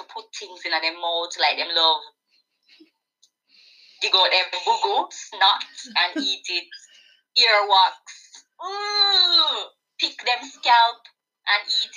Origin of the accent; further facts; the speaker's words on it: Spanish Town, Saint Catherine, Jamaica; moved away as an adult; now in Japan; Grew up in Spanish Town, been living in Japan for 7 years, more than 7 years